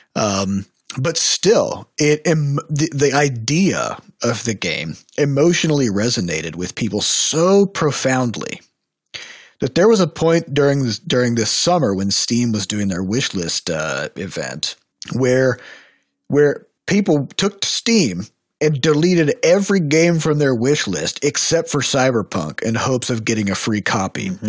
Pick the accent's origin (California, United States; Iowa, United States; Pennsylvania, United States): Iowa, United States; we're from Iowa